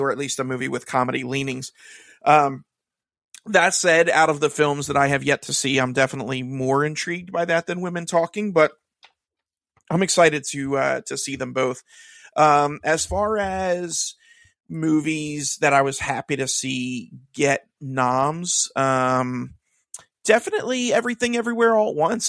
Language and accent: English; Kansas City, Missouri, United States; also born or lived in Philadelphia; now in New Jersey, United States; I'm originally from Kansas City